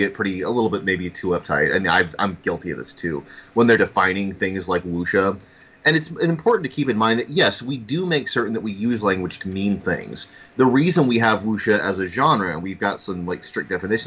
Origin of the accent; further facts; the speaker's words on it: United States; I'm an American